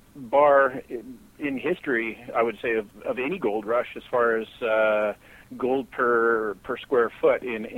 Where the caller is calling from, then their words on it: British Columbia, Canada; calling from British Columbia, Canada.